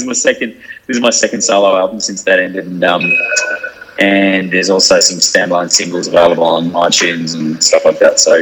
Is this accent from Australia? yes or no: no; Hong Kong; I grew up in Hong Kong for 6 years. All my primary school years lived in Hong Kong